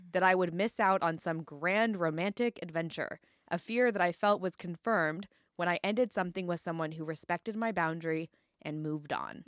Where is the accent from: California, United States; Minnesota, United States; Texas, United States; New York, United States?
California, United States; now in Portland, United States; I was born in California